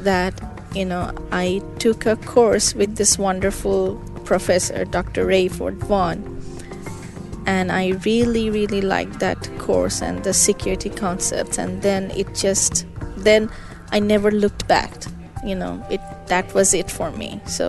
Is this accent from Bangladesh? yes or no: yes; Bangladesh; moved away as an adult; now in United States; I'm originally from Bangladesh. I came to United States because at that time we didn't have PhD in computer science there. So for me to do advanced study in computer science, I had to come here to do that.